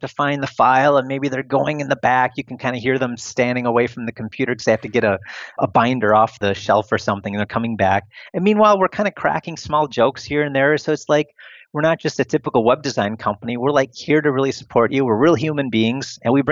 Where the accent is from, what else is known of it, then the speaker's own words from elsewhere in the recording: Wisconsin, United States; moved away as an adult; also born or lived in Italy / China / Arizona / Philippines; now in Romania; outside of my home state, outside of Wisconsin